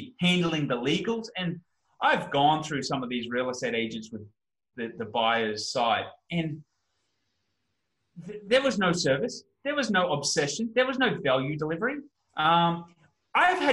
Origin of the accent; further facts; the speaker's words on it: Australia; I'm an Australian